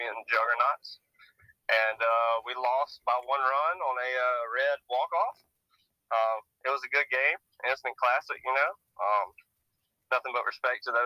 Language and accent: English; Savannah, Georgia, United States; I am from Savannah, Georgia.